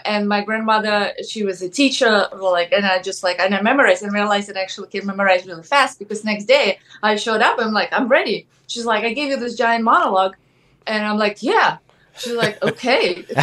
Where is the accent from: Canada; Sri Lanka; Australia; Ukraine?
Ukraine; English is a second language; moved away as an adult; now in United States; I'm originally from Ukraine. And yeah, and I came to America.